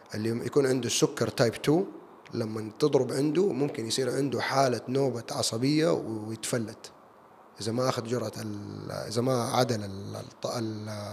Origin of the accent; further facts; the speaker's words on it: Jeddah, Makkah Province, Saudi Arabia; also born or lived in United States / United Kingdom; انا سعودي وعربي وجداوي